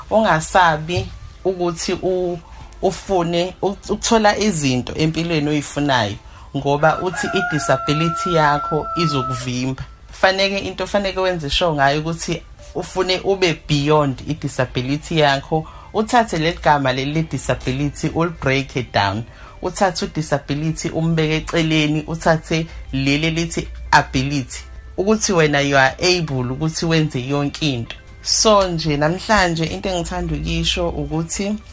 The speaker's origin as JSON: {"language": "Zulu", "town": "Umzimkhulu", "region": "KwaZulu-Natal", "country": "South Africa", "tie": "born or raised there", "moved": "yes", "lives_now": "Bonela, South Africa", "said": "ngikhulele endaweni ekuthiwa isemvubukazi ngikhuliswa ugogwami ngihlala eBonela"}